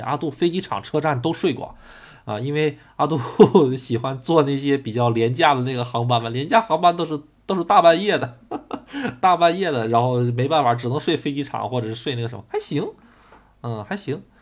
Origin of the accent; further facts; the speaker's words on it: Tonghua, Jilin, China; 我出生的地方吉林省通化市